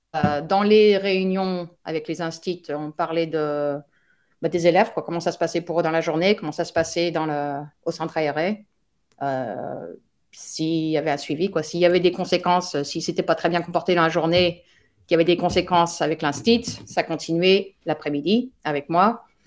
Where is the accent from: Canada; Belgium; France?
France; moved away as an adult; now in United States; je suis française qui vit actuellement aux États-Unis depuis 1998